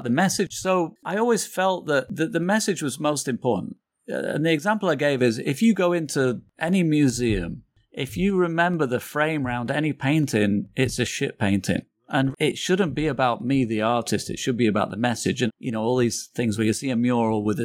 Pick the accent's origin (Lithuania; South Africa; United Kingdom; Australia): United Kingdom; England; moved away as an adult; also born or lived in Manchester; now in New York, United States; I'm English